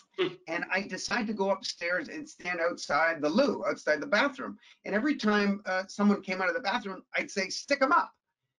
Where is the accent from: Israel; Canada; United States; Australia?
Canada; Toronto, Ontario; we grew up sort of lower middle class. I mean, the teeny little 1100 square foot bungalow that I grew up in Toronto, once we settled down